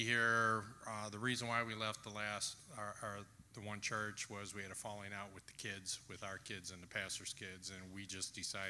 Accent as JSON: {"language": "English", "town": "Eastpointe", "region": "Michigan", "country": "United States", "tie": "born or raised there", "said": "So I grew up in East Detroit, which is now called East Point."}